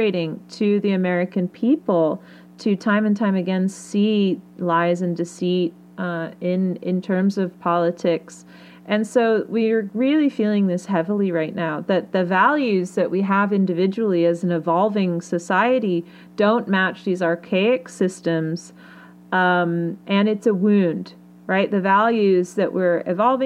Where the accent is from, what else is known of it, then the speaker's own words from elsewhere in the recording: United Kingdom; I'm British